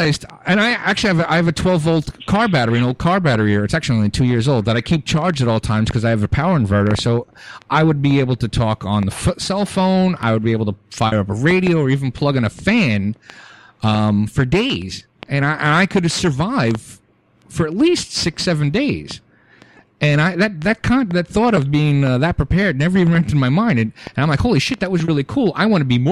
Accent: New York City, New York, United States; moved away as an adult; now in Florida, United States; I grew up in Brooklyn.

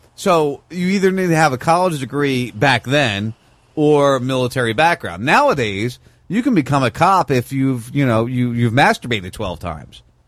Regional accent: Punta Gorda, Florida, United States; my hometown? Uh, in Punta Gorda, Florida

